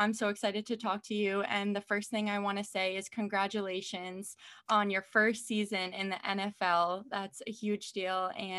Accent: Kingston, New York, United States; I'm from upstate as well. I'm from Kingston, New York.

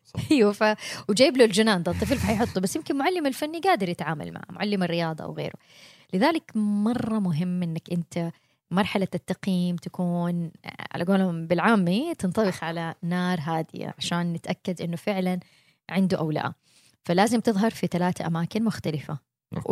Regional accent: Mecca, Makkah Province, Saudi Arabia; moved away as an adult; also born or lived in Jeddah, Saudi Arabia / United States; أنا بنت مكة أنا اتولدت وعشت طول عمري فيها

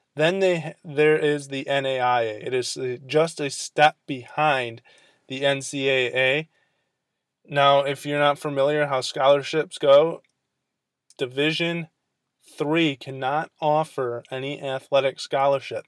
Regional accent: Michigan, United States; the sports reporter here in my hometown

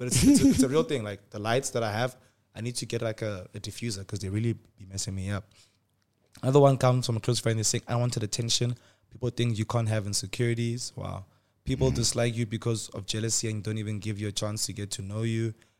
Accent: Nigeria; I was from Nigeria

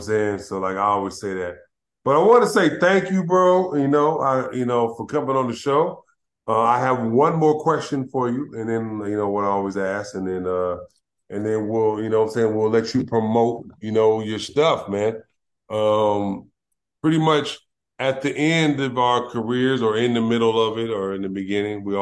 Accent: Los Angeles, California, United States; also born or lived in Fontana; I grew up in South Central LA where a lot of, you know, things happened

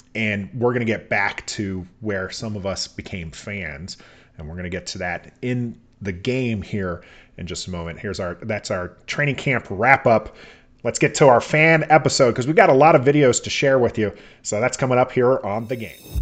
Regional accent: Oklahoma, United States; moved away; I was born in Oklahoma

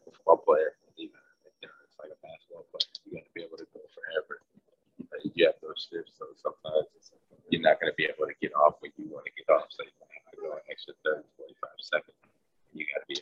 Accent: Atlanta, Georgia, United States; moved away; also born or lived in Detroit; I'm from Atlanta

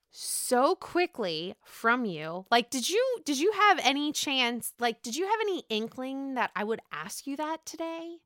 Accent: Pittsburgh, Pennsylvania, United States; I'm from Pittsburgh

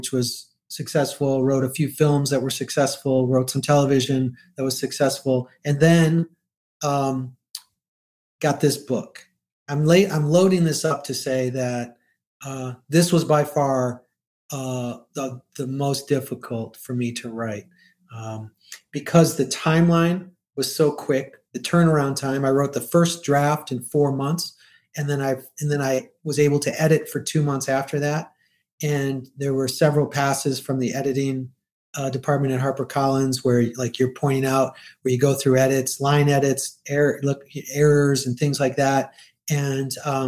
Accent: Detroit, Michigan, United States; the urban areas where I grew up in Detroit

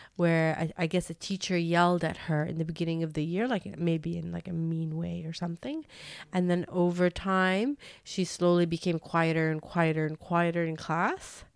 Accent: Canada; I grew up in Canada

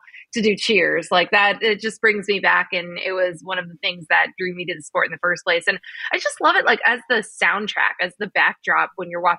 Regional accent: New Jersey, United States; we grew up in New Jersey.

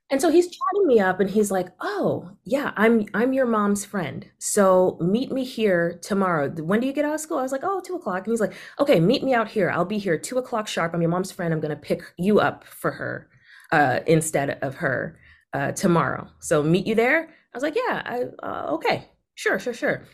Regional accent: Boston, Massachusetts, United States; also born or lived in Caribbean; I also grew up in a part of Boston that's just, like, very much safe, white collar, not in the news

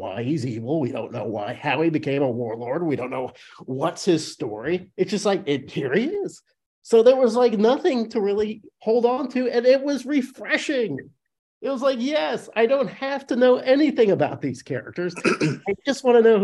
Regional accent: Illinois, United States; I grew up in Illinois

